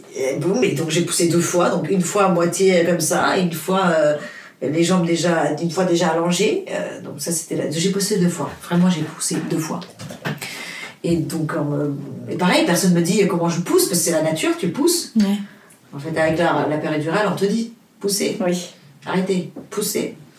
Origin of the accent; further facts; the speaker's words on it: Portugal; French is a second language; moved away; also born or lived in Luxembourg / Paris; le français, c'est pas ma langue maternelle. Euh, je suis portugaise, j'habite au Luxembourg, ça fait 12 euh, ans que j'habite à Paris.